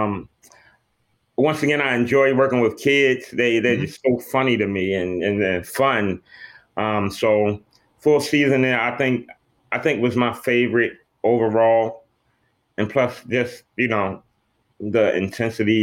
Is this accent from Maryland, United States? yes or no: yes; Baltimore, Maryland, United States; I grew up in Baltimore